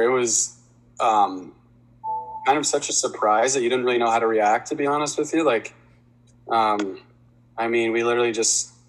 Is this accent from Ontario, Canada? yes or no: yes; Delhi, Ontario, Canada; Yeah, I loved it. I still love Delhi. I think it's a great spot. Good little hockey town, and definitely a great place to grow up.